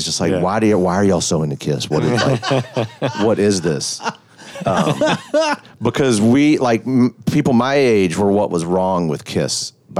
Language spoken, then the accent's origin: English; Memphis, Tennessee, United States; born or raised there